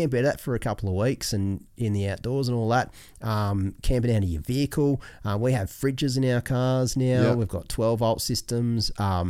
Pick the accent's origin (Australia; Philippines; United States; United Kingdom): Australia; It makes you pretty proud as an Aussie to see that our industry is, like, building some of the best shit in the world.